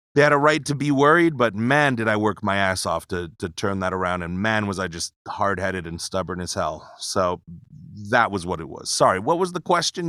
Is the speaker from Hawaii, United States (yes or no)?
yes; Pearl City, Hawaii, United States; moved away as an adult; now in Las Vegas, United States; born and raised, Pearl City, Hawaii.